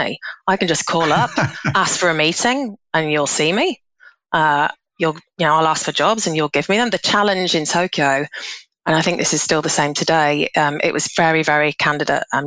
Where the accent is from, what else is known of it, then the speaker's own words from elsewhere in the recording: Leeds, Yorkshire and the Humber, United Kingdom; moved away as an adult; also born or lived in Glasgow; now in Vietnam; I'm originally from Leeds